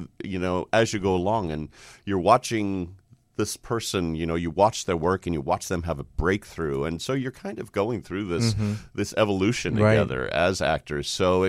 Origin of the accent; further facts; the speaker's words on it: Sacramento, California, United States; I grew up in Sacramento.